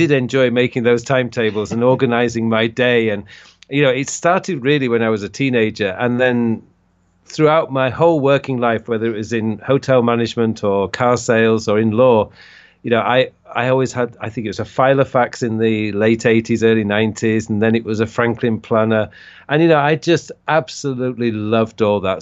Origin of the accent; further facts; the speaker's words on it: Leeds, Yorkshire and the Humber, United Kingdom; moved away as an adult; now in South Korea; I originally come from the U K, I come from Leeds